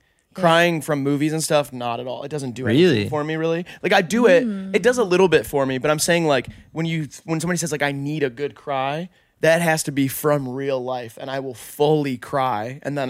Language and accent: English; United Kingdom; I'm actually British too. I've been doing this accent for HIVEMIND and for my whole life.